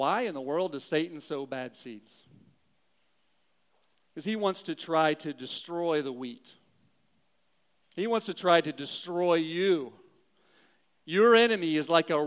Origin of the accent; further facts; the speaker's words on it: Southern Missouri, United States; I grew up in Southern Missouri. I can talk about hillbillies. That's fine. I am one.